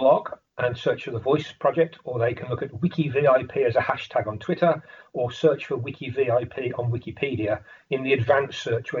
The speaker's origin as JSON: {"language": "English", "town": "Birmingham", "region": "West Midlands", "country": "United Kingdom", "tie": "born or raised there", "said": "I was born in Birmingham, England"}